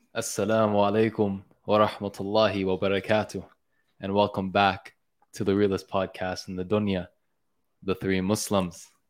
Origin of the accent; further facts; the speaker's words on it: Mississauga, Ontario, Canada; I'm from Mississauga